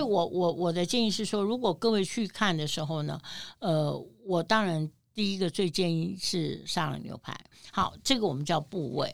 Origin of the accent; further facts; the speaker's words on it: New York, United States; 我们纽约人